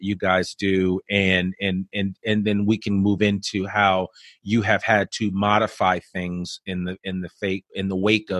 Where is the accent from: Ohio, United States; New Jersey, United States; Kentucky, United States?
New Jersey, United States; Teaneck; growing up outside of Manhattan in Teaneck, New Jersey, going over to the city all the time.